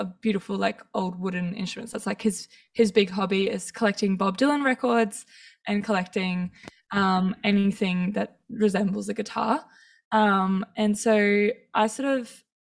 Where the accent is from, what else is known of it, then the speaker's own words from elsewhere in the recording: Townsville, Queensland, Australia; I grew up in Townsville, so there weren't actually that many percussionists.